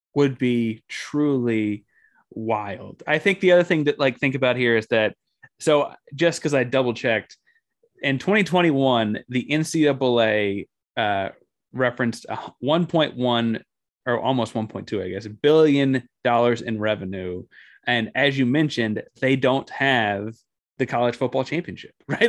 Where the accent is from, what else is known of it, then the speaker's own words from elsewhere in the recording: Austin, Texas, United States; having spent most of my time growing up in Austin and being a Texas guy